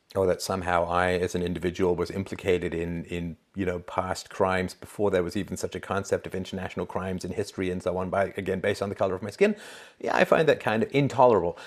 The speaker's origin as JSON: {"language": "English", "region": "England", "country": "United Kingdom", "tie": "born or raised there", "moved": "yes", "lives_now": "Canada", "said": "growing up in England"}